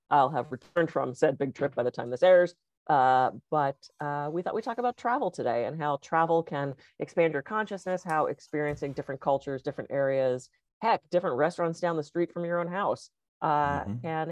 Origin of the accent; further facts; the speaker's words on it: East Coast, United States; moved away; being that I grew up on the East Coast